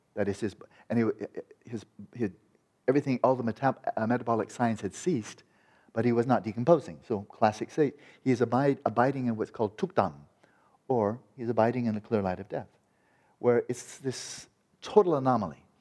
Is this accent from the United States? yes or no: yes; California, United States; I'm from California